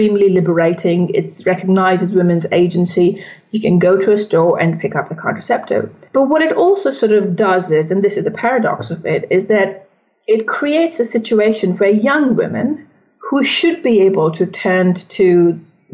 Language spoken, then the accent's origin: English; India; moved away; also born or lived in United States; I'm originally from India.